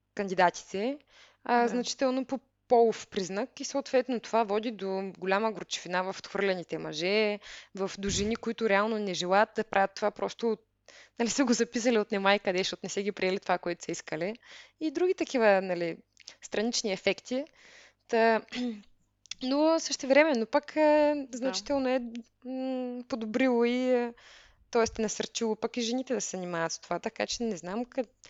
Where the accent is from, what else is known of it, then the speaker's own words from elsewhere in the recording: Veliko Tarnovo, Veliko Tarnovo Province, Bulgaria; moved away as an adult; also born or lived in Germany; по принцип съм от Велико Търново, като там учих